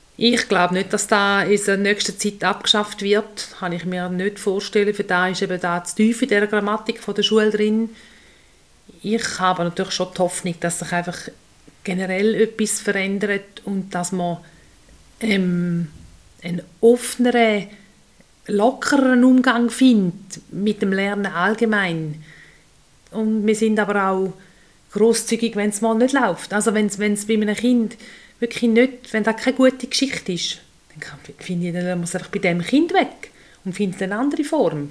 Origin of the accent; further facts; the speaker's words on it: Switzerland; bei uns in der Schweiz